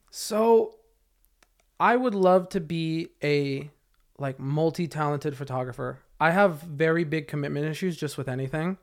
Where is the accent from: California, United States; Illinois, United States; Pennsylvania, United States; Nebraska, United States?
California, United States; Camarillo; I grew up in Camarillo